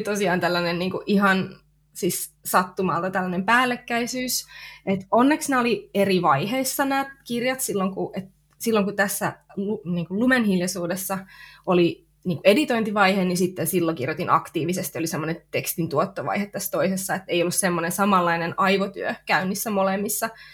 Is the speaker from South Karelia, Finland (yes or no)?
yes; near Lappeenranta, South Karelia, Finland; mä oon tota, kotoisin tuolta Etelä-Karjalasta. Lappeenrannan kupeessa on asunut semmoisissa pikkupaikoissa lapsuuden ja nuoruuden